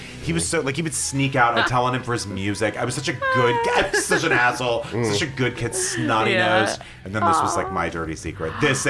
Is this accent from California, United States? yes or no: no; Texas, United States; 10 or 11 growing up in Texas